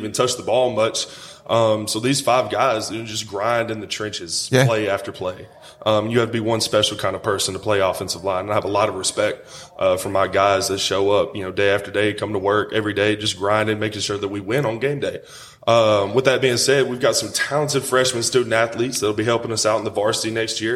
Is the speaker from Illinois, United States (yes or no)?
no; Lincoln County, Tennessee, United States; moved away as an adult; also born or lived in Sewanee, Tennessee; now in Murfreesboro, United States; I found myself a job at my hometown high school in Lincoln County